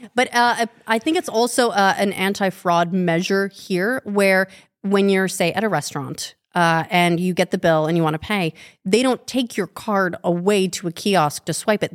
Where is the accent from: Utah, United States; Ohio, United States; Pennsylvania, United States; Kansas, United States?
Utah, United States; Wasatch Fault; I grew up on the Wasatch Fault